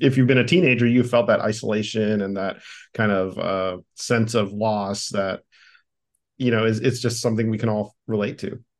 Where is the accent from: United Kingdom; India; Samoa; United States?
United States; Miami, Florida; as a Cuban American kid, like, growing up in Miami